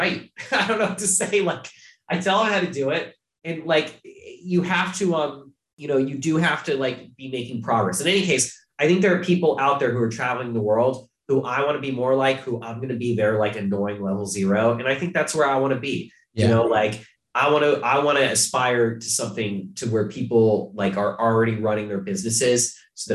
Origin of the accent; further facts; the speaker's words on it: Ohio, United States; now in New York, United States; I'm from Ohio